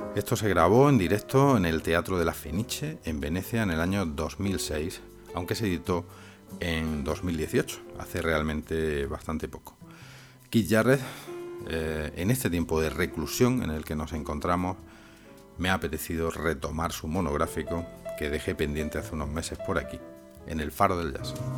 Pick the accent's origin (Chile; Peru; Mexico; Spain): Spain; aquí en mi país, en España